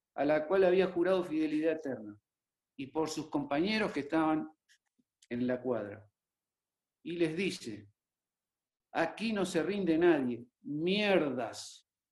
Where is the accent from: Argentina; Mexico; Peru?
Argentina; Formosa; Formosa, mi provincia natal